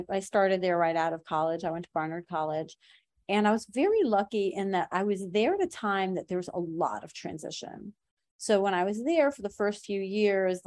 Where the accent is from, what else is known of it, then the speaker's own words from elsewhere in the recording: Iran; moved away; I'm from Iran